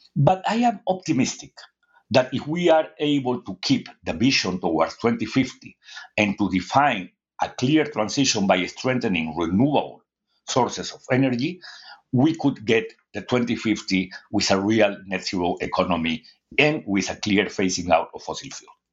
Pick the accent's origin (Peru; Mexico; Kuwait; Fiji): Peru; I am from Latin America